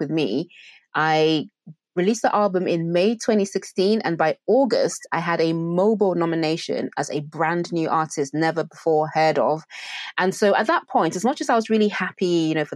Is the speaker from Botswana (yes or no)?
no; Nigeria; I'm Nigerian as well